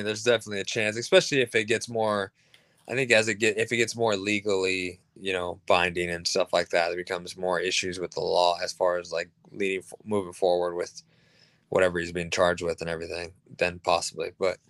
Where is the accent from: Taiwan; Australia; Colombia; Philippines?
Colombia; a fellow Colombian